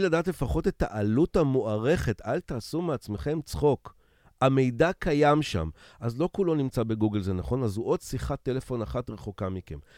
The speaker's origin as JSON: {"language": "Hebrew", "country": "Israel", "said": "אני ישראלי"}